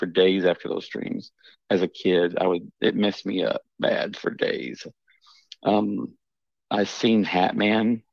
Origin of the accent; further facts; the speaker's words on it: the Ozarks, Missouri, United States; I'm from Missouri. and it's down the Ozarks.